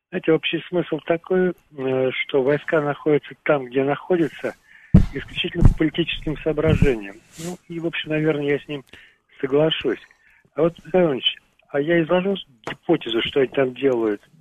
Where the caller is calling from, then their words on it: Chelyabinsk, Chelyabinsk Oblast, Russia; …, Челябинск.